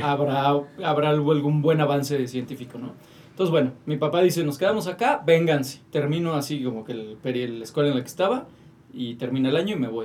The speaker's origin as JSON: {"language": "Spanish", "town": "Toluca", "region": "State of Mexico", "country": "Mexico", "tie": "born or raised there", "also_born_or_lived": "Metepec / Tijuana", "said": "yo soy de Toluca."}